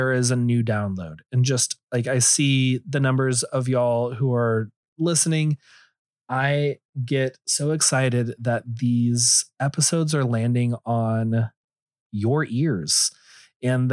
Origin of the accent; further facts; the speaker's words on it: Texas, United States; I'm from Texas and everything, but I kind of pride myself that I don't have a thick drawl